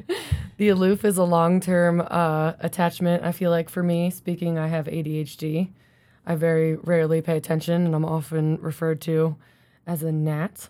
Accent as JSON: {"language": "English", "area": "Philly area", "region": "New Jersey", "country": "United States", "tie": "born or raised there", "moved": "yes", "lives_now": "Colorado, United States", "said": "I grew up in South Jersey, Philly area."}